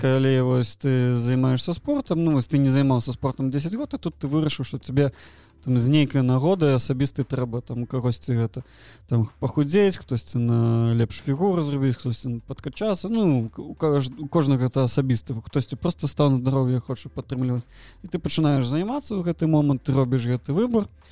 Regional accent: Belarus; Belarusian is a second language; у нашай краіне

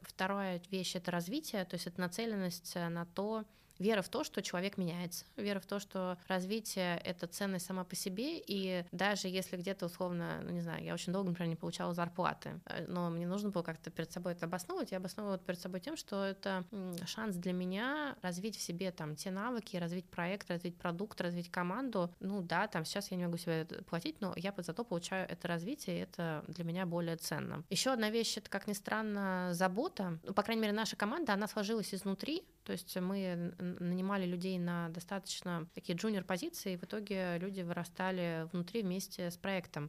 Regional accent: Saint Petersburg, Russia; also born or lived in Cambridge, Massachusetts, United States; now in Moscow, Russia; я родилась в Ленинграде

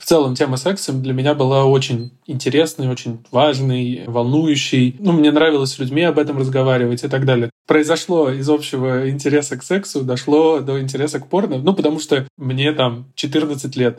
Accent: Volzhsky, Volgograd Oblast, Russia; я вот из Волгоградской области, из Волжского

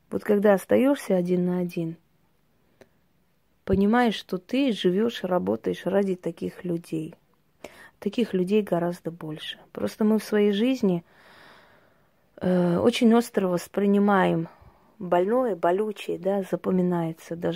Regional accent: Armenia; Я всегда говорю, что мы, армяне, пройдя столько боли за тысячелетия, все время зациклены на том, что потеряли.

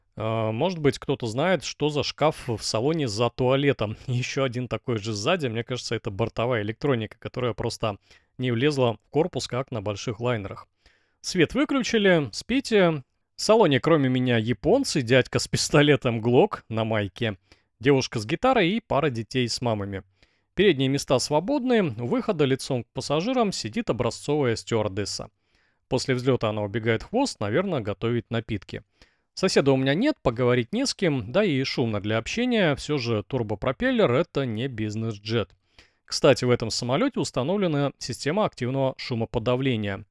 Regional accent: Russia; also born or lived in Blagoveshchensk, Russia; я велосипедист из России

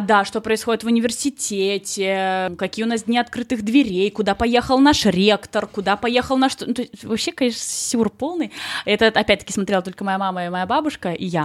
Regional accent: a small village near Krasnodar, Krasnodar Krai, Russia; moved away as an adult; я просто выросла в Краснодаре, точнее, даже не в Краснодаре. Я из очень маленькой деревни

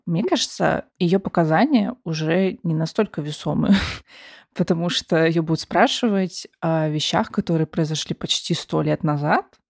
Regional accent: Russia; мы родились в России

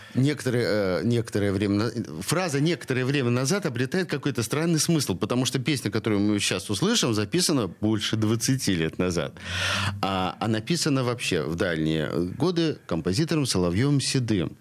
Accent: Saint Petersburg, Russia; я коренной ленинградец и всю жизнь живу, несмотря на то, что родился на Васильевском, я всю жизнь живу здесь, в Петроградском районе

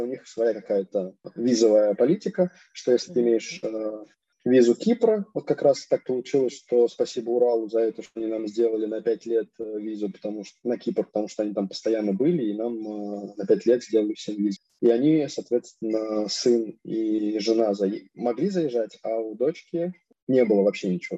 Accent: Kamyshin, Russia; moved away as an adult; now in Rijeka, Croatia; я родом из Камышина, из Ленинградской области, там 100 тысяч городок

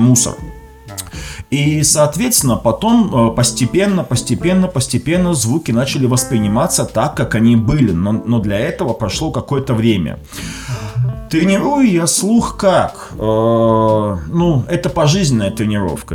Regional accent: Krasnodar Krai, Russia; Я сам из Краснодарского края

